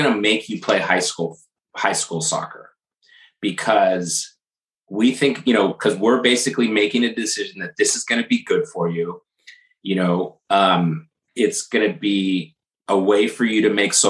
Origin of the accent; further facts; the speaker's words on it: California, United States; moved away as an adult; also born or lived in Berkeley, California / Menlo Park, California; now in New Jersey, United States; we moved from California, where we, you know, where we grew up, and moved to New Jersey, just outside of Manhattan.